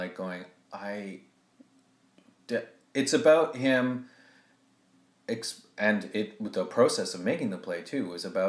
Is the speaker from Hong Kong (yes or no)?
no; Jamaica; That just because I'm Jamaican doesn't mean that I fled my country because I'm gay, right? You're telling me that my people are savages, right?